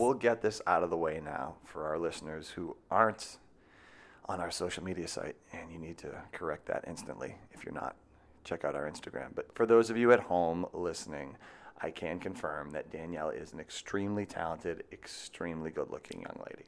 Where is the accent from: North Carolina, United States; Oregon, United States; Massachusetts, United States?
Massachusetts, United States; Marshfield; I'm from Massachusetts